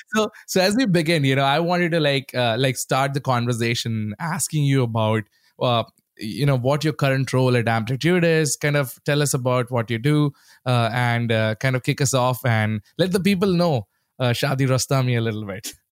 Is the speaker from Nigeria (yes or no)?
no; India; moved away; growing up in India, that was the only place we had some sort of internet access